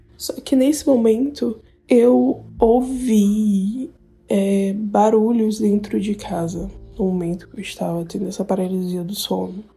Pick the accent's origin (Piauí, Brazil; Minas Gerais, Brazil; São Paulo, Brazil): Piauí, Brazil; eu sou do Piauí